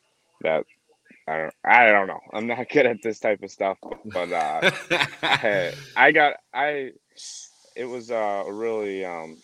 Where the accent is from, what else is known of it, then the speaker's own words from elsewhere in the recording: Minnesota, United States; I'm from Minnesota